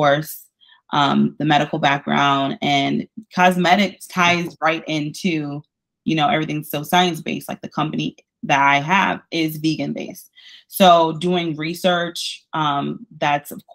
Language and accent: English; Detroit, Michigan, United States; moved away as an adult; now in Tampa, United States; born and raised in Detroit, Michigan